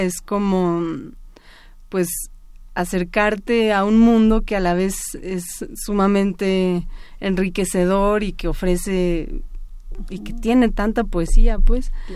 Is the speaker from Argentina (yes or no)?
no; Mexico City, Mexico; yo nací en la Ciudad de México, toda mi vida eh, he vivido en la ciudad